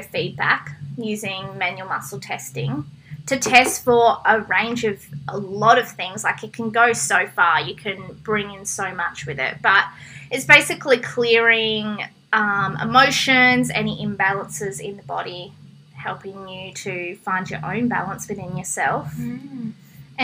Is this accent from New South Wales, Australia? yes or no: yes; Coffs Harbour, New South Wales, Australia; I was born in Coffs Harbour and I've lived here my whole entire life.